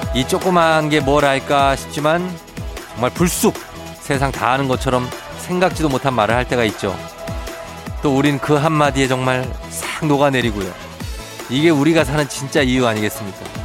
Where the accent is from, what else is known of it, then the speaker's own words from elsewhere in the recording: Seoul, South Korea; 저도 할아버지 고향이 이쪽인 거지. 마산 뭐 그쪽인 거지. 제 고향은 이제 서울이죠